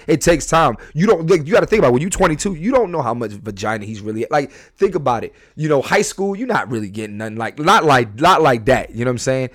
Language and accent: English; Philadelphia, Pennsylvania, United States; I'm a comedian. I'm from Philly